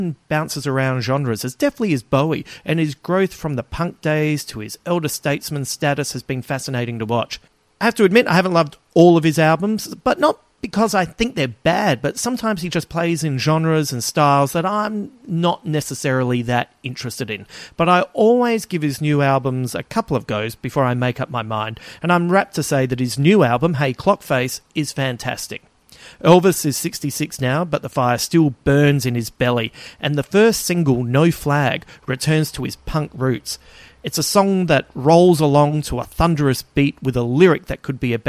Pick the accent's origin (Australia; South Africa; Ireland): Australia; Adelaide, South Australia; my hometown Adelaide